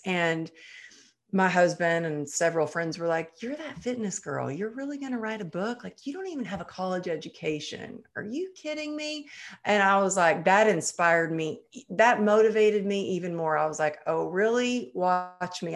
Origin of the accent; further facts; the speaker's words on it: Texas, United States; growing up in Texas